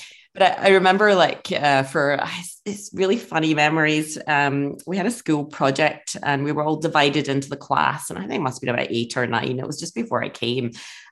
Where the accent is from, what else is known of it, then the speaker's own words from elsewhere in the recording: Glasgow, Scotland, United Kingdom; moved away as an adult; now in Melbourne, Australia; So I am originally from Scotland. I think of myself as a bona fide Scozzie these days. I've been an Australian citizen for 10 years now